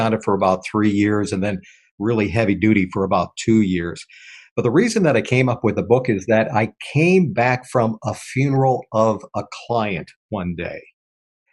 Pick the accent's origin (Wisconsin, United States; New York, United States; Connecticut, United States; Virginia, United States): Wisconsin, United States; Onalaska; I'm actually from Onalaska, Wisconsin, a small town of about 18,000 people